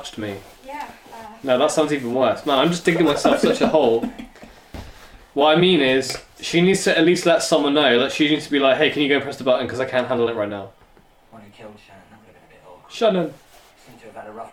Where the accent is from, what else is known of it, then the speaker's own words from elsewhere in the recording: England, United Kingdom; we're English